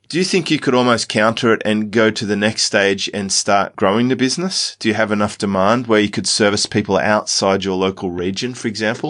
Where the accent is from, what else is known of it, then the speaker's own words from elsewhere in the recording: Australia; because we're Australian, we get this Medicare card